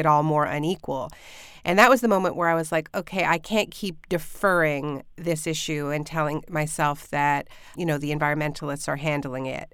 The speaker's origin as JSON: {"language": "English", "country": "Canada", "moved": "yes", "lives_now": "United States", "said": "I'm Canadian, I'm living in the States now, but in Ontario"}